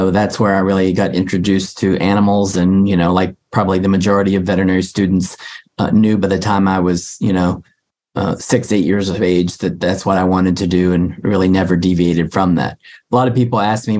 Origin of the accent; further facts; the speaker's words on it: West Virginia, United States; moved away as an adult; also born or lived in Georgia; now in Ohio, United States; I was born and raised in West Virginia